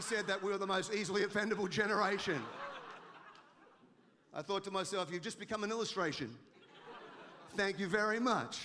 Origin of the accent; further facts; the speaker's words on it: Australia; now in United States; I'm an Australian. I live in America.